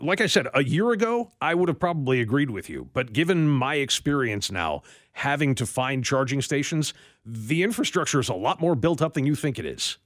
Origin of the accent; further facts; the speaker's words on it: Western New York, United States; I was born in Western New York